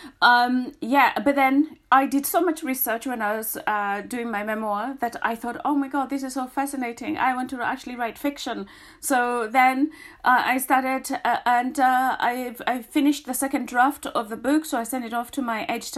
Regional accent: Kenya; now in United Kingdom; me being Kenyan

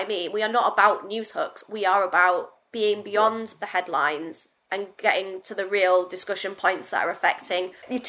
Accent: Hull, Yorkshire and the Humber, United Kingdom; accent: Northern; I became very resentful of the fact that I was Northern because it just became a bit of a joke. You know, and I'm from Hull

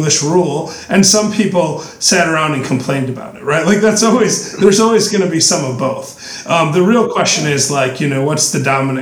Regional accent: West Michigan, United States; I grew up in West Michigan, which had a lot of Protestant Dutch influence.

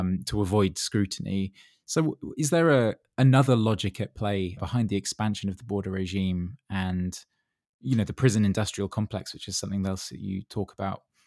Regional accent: Dorset, South West England, United Kingdom; I grew up in Dorset

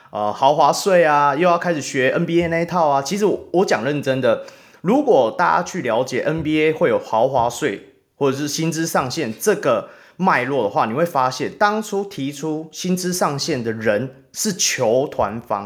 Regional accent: Taiwan; 我们台湾人

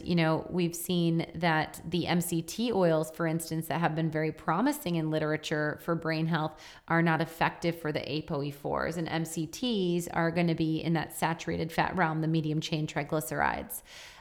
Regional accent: Wisconsin, United States; Yeah, I am from Wisconsin.

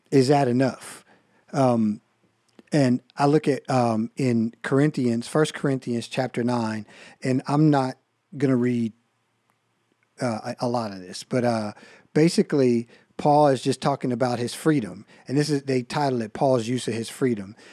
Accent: United States; I love being an American. I feel like I'm blessed to live here

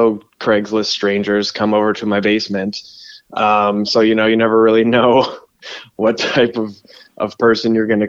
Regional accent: Southern California, United States; moved away as an adult; now in Portland, United States; I grew up in Southern California

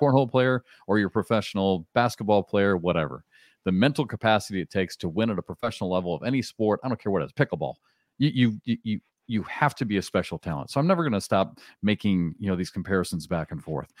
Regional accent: Iowa, United States; moved away as an adult; also born or lived in Kansas / Southeast US; now in Southeast, United States; I grew up in Iowa

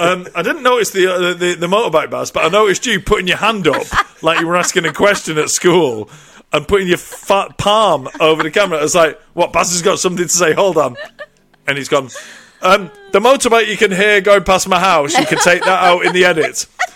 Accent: England, United Kingdom; now in Ireland; Obviously, I moved over to Ireland from England, and I lost touch with a few people.

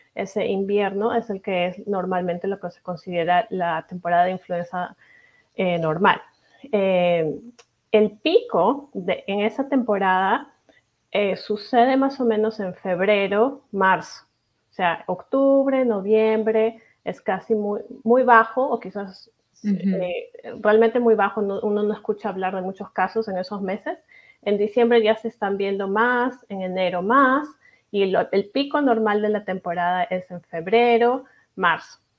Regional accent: Peru; now in Kansas City, United States; yo soy de Perú, mi familia es de allá

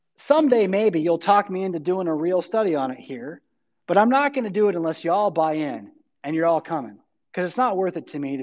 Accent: California, United States; moved away; I'm from California

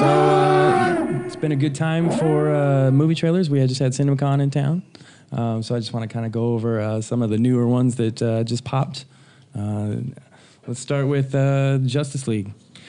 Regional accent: Nevada, United States; born there; born in Nevada.

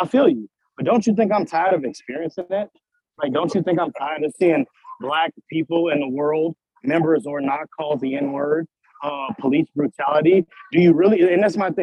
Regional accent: Chicago, Illinois, United States; moved away as an adult; now in Provo, United States; I'm from Chicago

